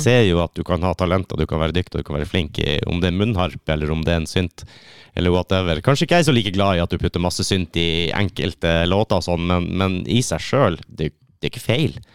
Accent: Kistrand, Finnmark, Norway; moved away; Egentlig så er jeg fra en plass som heter Kistrand.

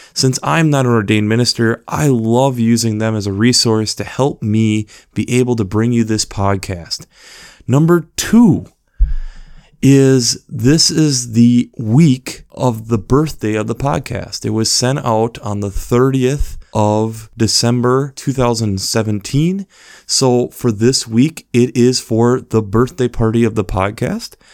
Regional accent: Minnesota, United States; being a Minnesotan and being in northern Minnesota

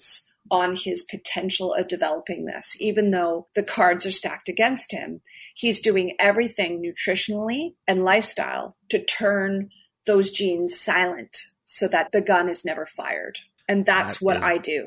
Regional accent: Canada; I'm Canadian

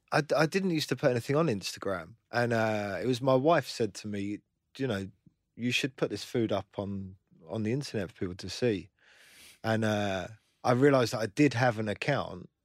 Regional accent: London, United Kingdom; I grew up in London

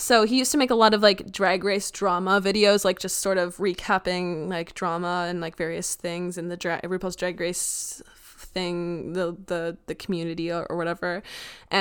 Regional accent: Minnesota, United States; went to the second worst high school in Minnesota

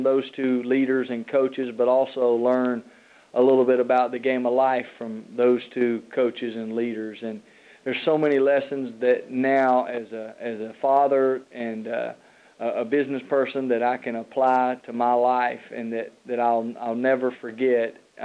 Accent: Atlanta, Georgia, United States; I got to play for my hometown, Atlanta Hawks

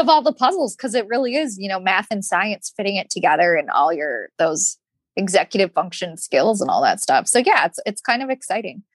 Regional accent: Michigan, United States; moved away; I'm from Michigan.

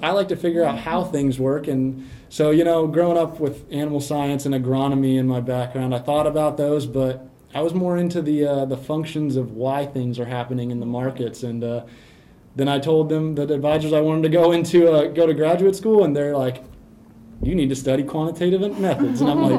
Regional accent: Earl Park, Indiana, United States; I grew up about 45 minutes, an hour north of Purdue in Earl Park, Indiana, on a small family farm raising cattle and corn.

